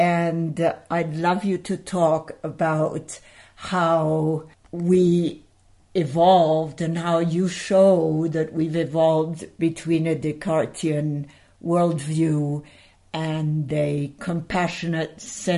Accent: Paris, Île-de-France, France; moved away; I grew up in Paris and I went to school in France.

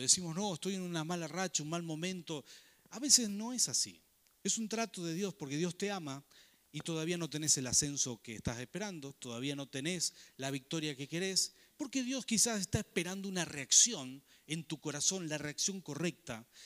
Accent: Rafaela, Santa Fe, Argentina; moved away as an adult; also born or lived in Buenos Aires; Crecimos en Rafaela, toda la protección de un gran grupo familiar, trabajo, etcétera. Y llegar a Buenos Aires

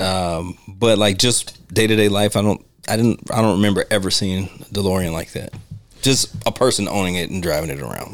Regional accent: United States; I'm American.

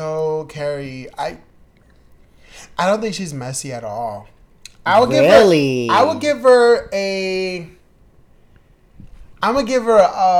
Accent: New York City, New York, United States; Really weird because I'm from New York.

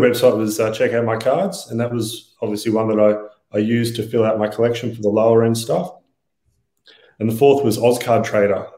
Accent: Australia; we're Australian

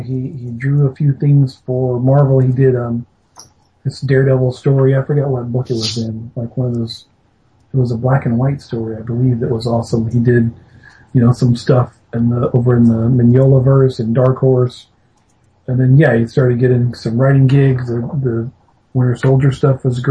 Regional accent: Alabama, United States; I grew up in Alabama

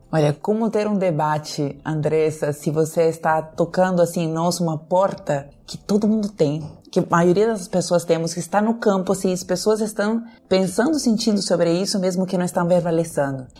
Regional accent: Peru; Portuguese is a second language; moved away as an adult; now in Brazil; Eu nasci no Peru, né? moro no Brasil desde 2005, então meu sotaque enrolado

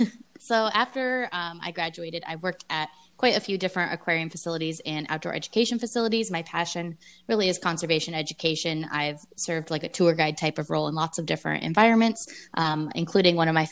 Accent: United States; moved away as an adult; also born or lived in Hawaii; growing up on the Mississippi River

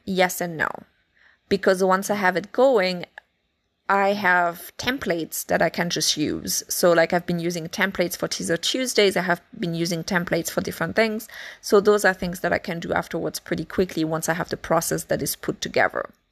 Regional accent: France; accent: French; my French accent

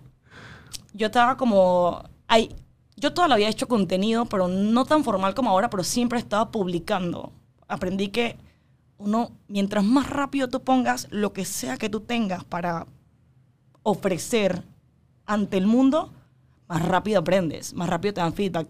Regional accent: Panama; yo soy panameña, yo, mis papás son 100% chinos, yo soy 100% china de ADN, pero yo nací aquí y todos mis amigos son de aquí

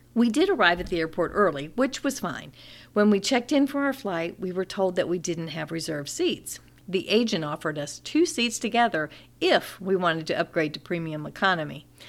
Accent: Florida, United States; growing up in Florida

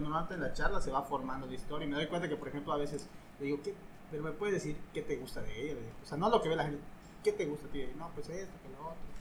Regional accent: Calkiní, Campeche, Mexico; yo soy de Caquini

